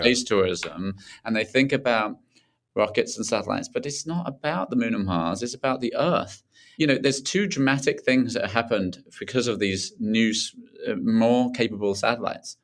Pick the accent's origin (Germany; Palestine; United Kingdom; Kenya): United Kingdom; Tunbridge Wells, South East England; just south of London, uh, at Tunbridge Wells, near Tunbridge Wells